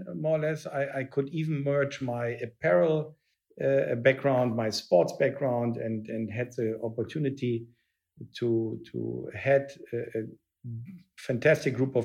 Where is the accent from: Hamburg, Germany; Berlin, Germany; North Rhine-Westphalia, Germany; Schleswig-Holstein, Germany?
Berlin, Germany; moved away; I grew up in Berlin